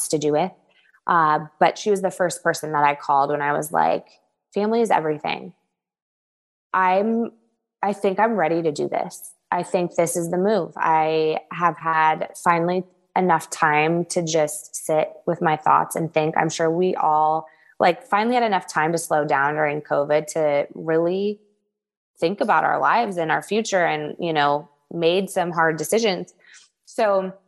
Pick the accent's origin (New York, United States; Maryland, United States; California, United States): California, United States; Southern; also born or lived in the South (US); now in US South; I come from Southern California